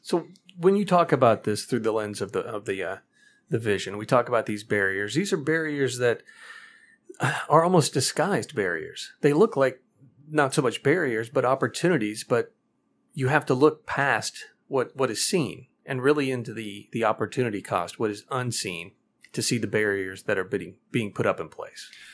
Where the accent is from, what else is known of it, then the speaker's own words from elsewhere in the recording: Missouri, United States; my home state of Missouri